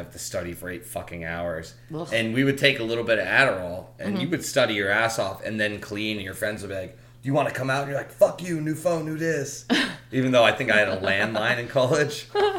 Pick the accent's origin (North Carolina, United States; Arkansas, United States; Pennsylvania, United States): North Carolina, United States; I grew up in North Carolina. I'm allowed to make fun of them.